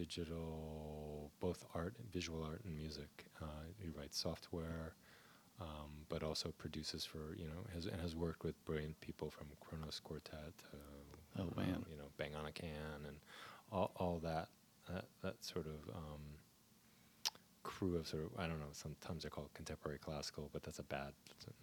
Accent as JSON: {"language": "English", "region": "New Jersey", "country": "United States", "tie": "born or raised there", "said": "I grew up in Jersey."}